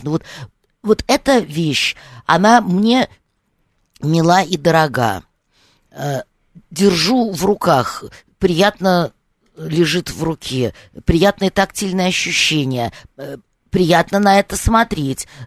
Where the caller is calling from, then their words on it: Moscow Oblast, Russia; Да, я из Подмосковья.